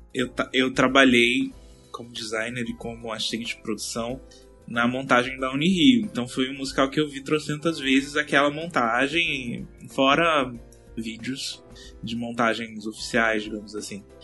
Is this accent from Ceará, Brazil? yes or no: no; Aracaju, Sergipe, Brazil; now in Rio de Janeiro, Brazil; eu moro no Rio mais ou menos há uns seis, sete anos. Então, é, antes disso, eu, eu sou de Aracaju, Sergipe